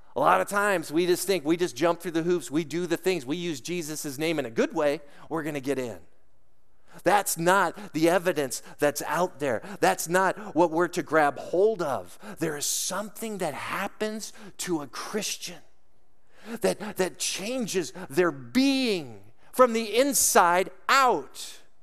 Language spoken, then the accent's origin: English; Lake Arrowhead, California, United States; moved away as an adult; also born or lived in Colorado / Denver; I grew up in the mountains in Southern California, in Lake Arrowhead, Big Bear Crest Line area.